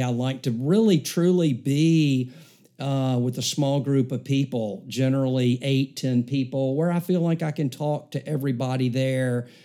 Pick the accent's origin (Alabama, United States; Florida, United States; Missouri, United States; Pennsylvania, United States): Alabama, United States; Mountain Brook; I grew up here in Mountain Brook in our community, um, lived here my whole life outside of going to Alabama in college.